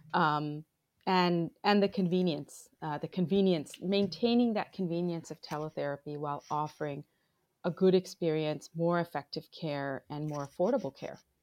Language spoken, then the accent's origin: English; Bangladesh; moved away as an adult; now in United States; I am originally from Bangladesh. I grew up between the U S and Bangladesh.